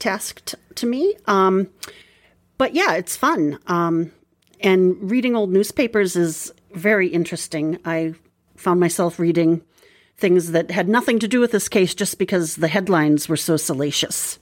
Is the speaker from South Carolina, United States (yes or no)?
no; Boston, Massachusetts, United States; I'm from Boston